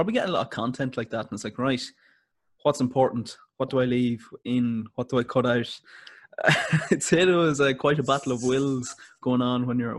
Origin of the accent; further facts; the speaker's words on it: County Cavan, Ireland; I'm actually from Cavan myself